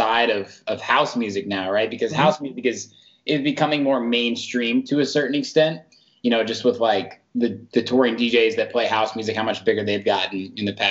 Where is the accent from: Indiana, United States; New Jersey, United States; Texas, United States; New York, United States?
Indiana, United States; moved away as an adult; now in Chicago, United States; I came from Indiana